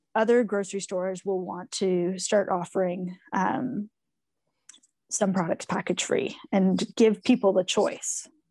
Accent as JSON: {"language": "English", "town": "Toronto", "region": "Ontario", "country": "Canada", "tie": "born or raised there", "said": "I grew up in Toronto, on Toronto Island, um, which was a really special place to grow up"}